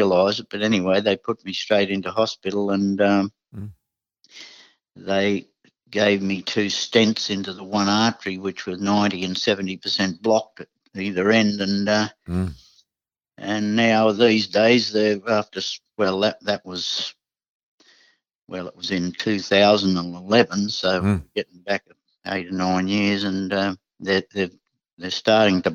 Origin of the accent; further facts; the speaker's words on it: Sydney, New South Wales, Australia; also born or lived in Coffs Harbour; I only remember living in a tent in the backyard of an auntie's place at Fairfield in Sydney